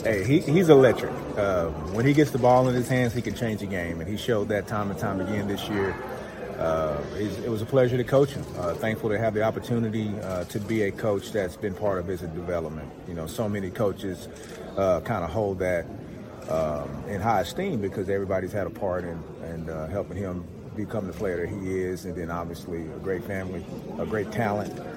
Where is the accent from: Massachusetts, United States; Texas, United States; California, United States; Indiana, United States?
Texas, United States; East; I'm a big time recruit in East Texas